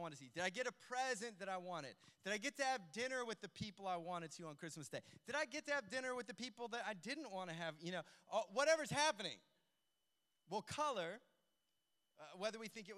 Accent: United States; moved away; we grew up in the States

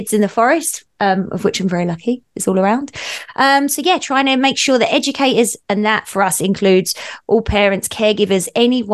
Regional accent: Essex, East of England, United Kingdom; moved away as an adult; also born or lived in Australia / New Zealand; now in Revelstoke, Canada; I grew up in England on the edge, the cusp of where London sort of dips out into the countryside in a place called Essex

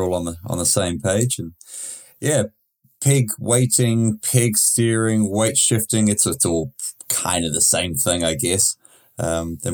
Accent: New Zealand; I'm from New Zealand

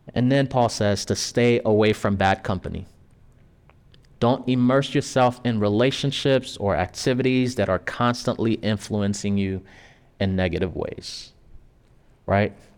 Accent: Haiti; moved away; me, coming from Haiti, I was born in Haiti

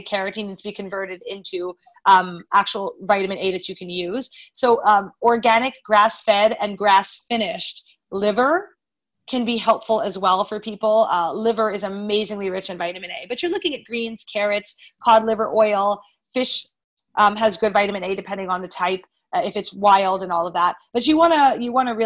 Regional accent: Montreal, Quebec, Canada; moved away as an adult; also born or lived in Florida; I'm from Montreal

